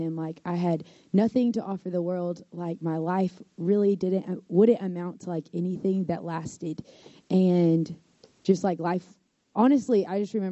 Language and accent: English; Crockett, Texas, United States; moved away as an adult; now in Nacogdoches, United States; I'm from Crockett, Texas originally.